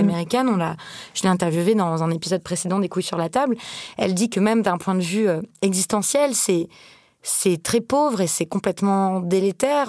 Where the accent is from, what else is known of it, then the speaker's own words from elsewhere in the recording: France; quand on est française